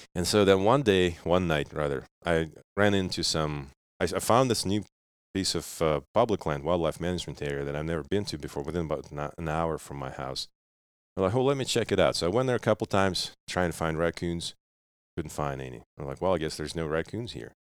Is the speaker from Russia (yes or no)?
yes; Russia; now in United States; I was growing up in Russia, and, and my dad used to hunt